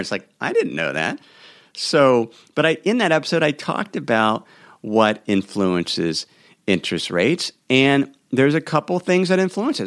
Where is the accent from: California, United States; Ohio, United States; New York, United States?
Ohio, United States; Cincinnati; moved away; my hometown of Cincinnati, Ohio